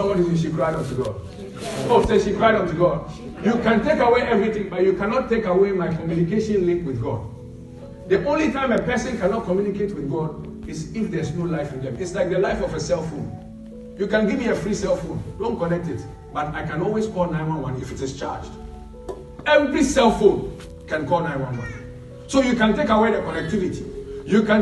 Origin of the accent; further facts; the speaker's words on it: Ghana; moved away; We come from Ghana where we pray more than 99% of the world